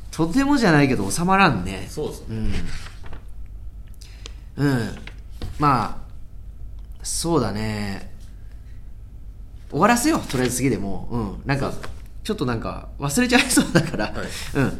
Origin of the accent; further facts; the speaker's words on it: Saitama, Japan; で私も自分の地元埼玉で一応告知もしたんで同級生とかもしかしたら来てくれ